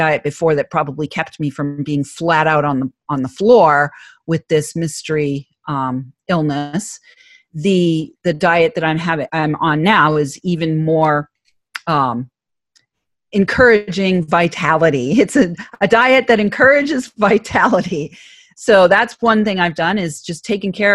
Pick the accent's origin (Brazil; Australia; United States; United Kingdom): United States; New England; accent: Boston; I'm from New England, so I figured I'd play on the Boston accent